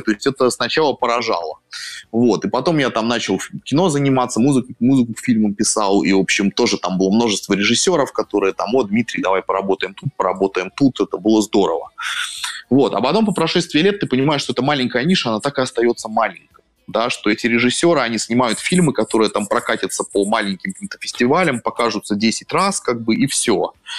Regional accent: Saint Petersburg, Russia; moved away as an adult; also born or lived in Berlin, Germany; now in Moscow, Russia; я сам из Петербурга

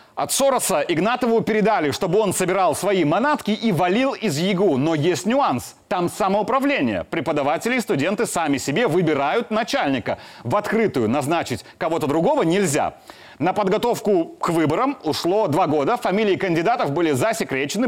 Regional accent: Grodno Region, Belarus; Родом я из Гродненской области

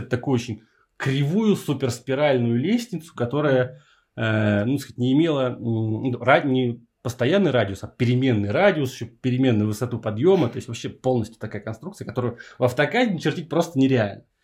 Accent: Saint Petersburg, Russia; я из Питера

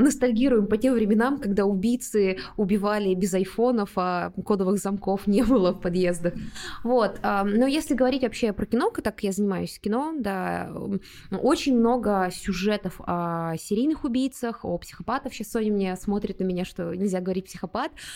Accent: Ulan-Ude, Buryatia, Russia; moved away; в моем родном городе, в Улан-Удэ, был такой парк Орешково.

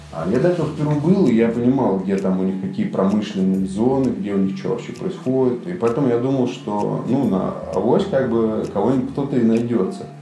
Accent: Moscow, Russia; moved away as an adult; also born or lived in London; now in Saint Petersburg, Russia; Я москвич

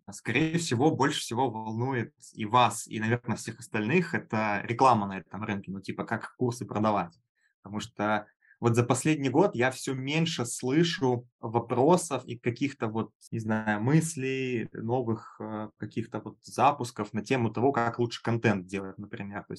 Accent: Minsk, Belarus; Начиналось в онлайн-образовании у меня все с офлайн тренингов в Беларуси, я сам из Минска.

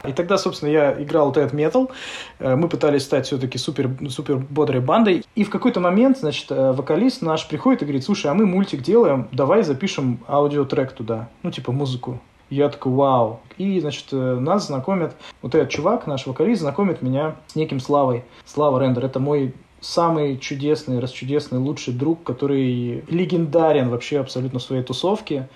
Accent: Novosibirsk, Novosibirsk Oblast, Russia; мы Васеньки из Новосибирска, мы делаем мультик

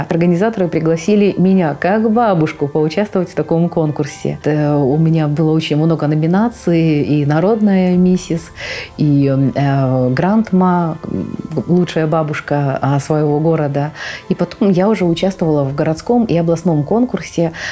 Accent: Donetsk, Donetsk Oblast, Ukraine; А, я родилась в Донецке. Мы проживали с родителями в Киевском районе.

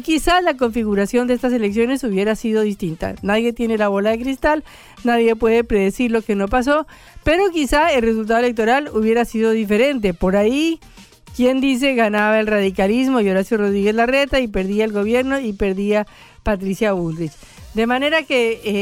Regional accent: Colombia; yo soy colombiana

